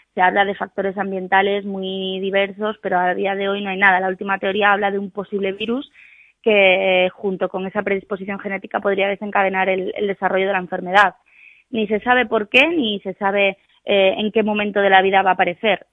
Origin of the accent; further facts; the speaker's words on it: Cangas del Narcea, Asturias, Spain; el lugar de España que tiene pues una mayor tasa de celíacos diagnosticados, que además es mi pueblo también.